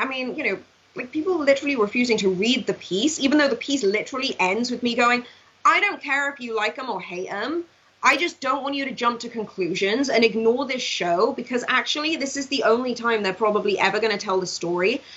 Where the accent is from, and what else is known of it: Swansea, Wales, United Kingdom; born or raised there; moved away as an adult; now in United States